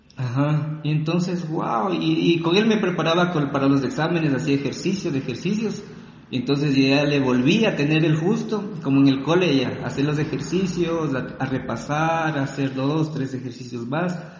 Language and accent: Spanish; Ecuador; also born or lived in Riobamba; soy ecuatoriano. Soy ecuatoriano, tengo 35 años